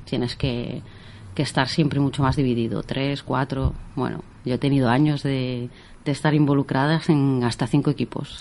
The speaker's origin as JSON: {"language": "Spanish", "town": "O Carballiño", "region": "Galicia", "country": "Spain", "also_born_or_lived": "Ourense", "moved": "as an adult", "lives_now": "Menorca, Spain", "said": "yo soy de Carballiño"}